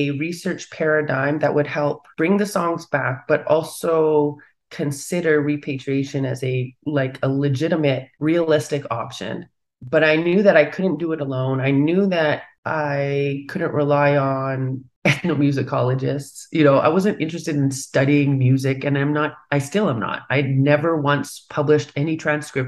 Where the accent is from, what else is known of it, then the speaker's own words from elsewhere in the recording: Vancouver, British Columbia, Canada; I was born and raised in Vancouver